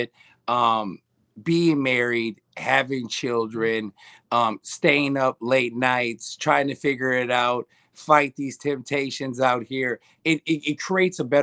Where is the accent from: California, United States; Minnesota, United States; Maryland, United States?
Minnesota, United States; Minneapolis; I grew up in North Minneapolis